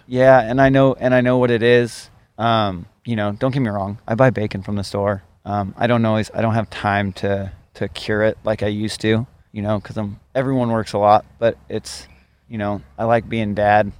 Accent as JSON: {"language": "English", "town": "Ellensburg", "region": "Washington", "country": "United States", "tie": "born or raised there", "also_born_or_lived": "Seattle", "said": "I grew up uh, in Ellensburg, Washington"}